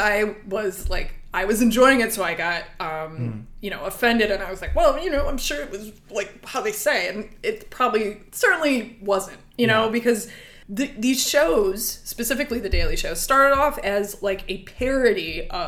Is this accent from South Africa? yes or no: yes; South Africa; I have all of the answers because I am from South Africa.